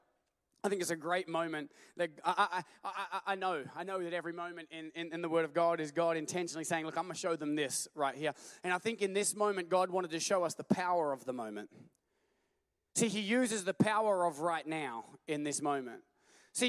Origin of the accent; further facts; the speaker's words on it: Australia; we're from Australia